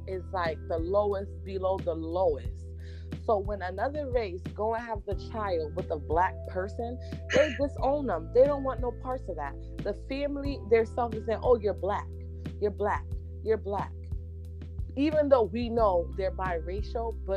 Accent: United States; I'm American.

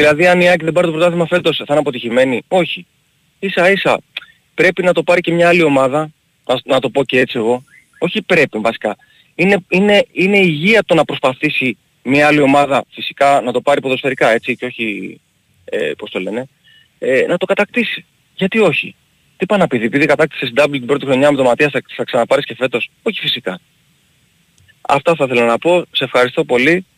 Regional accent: Greece; εμείς οι Έλληνες

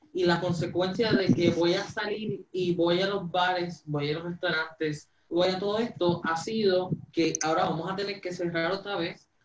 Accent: Puerto Rico; los puertorriqueños vamos a seguir luchando hacia adelante

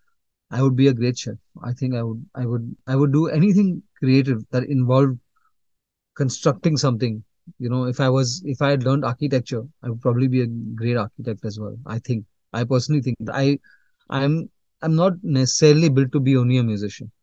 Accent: Mumbai, Maharashtra, India; I was born in Bombay, and I'm brought up in Bombay as well.

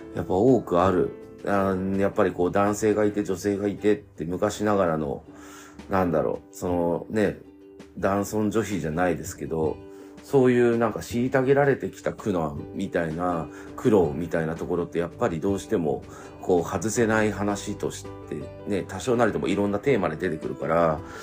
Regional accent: Chigasaki, Kanagawa, Japan; now in Nakano, Japan; 茅ヶ崎出身なんですけど

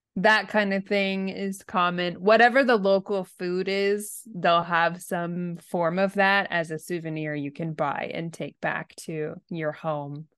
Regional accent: United States; now in Japan; I'm American, and I'm living in Japan

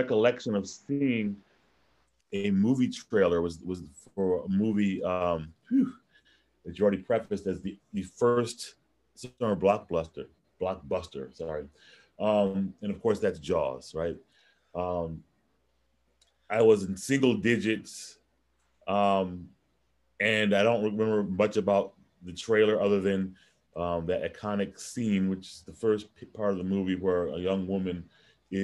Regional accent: Michigan, United States; I grew up in Michigan where there aren't any oceans.

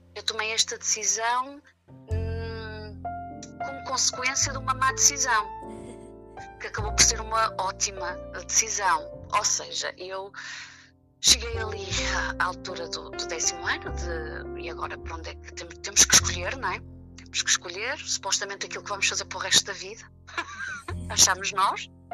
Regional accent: Vila Nova de Famalicão, Norte, Portugal; porque eu nem sequer vivo no Porto, não é? Sou de Vila Nova de Famalicão

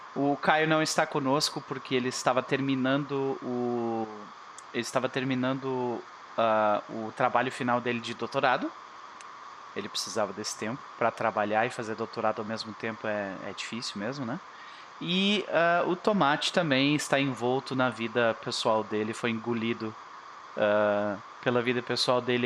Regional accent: Rio Grande do Sul, Brazil; eu sou gaúcho

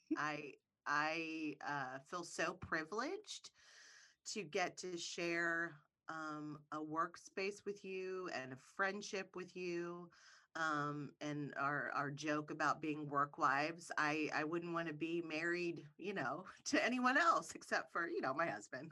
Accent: Ohio, United States; I'm from Ohio.

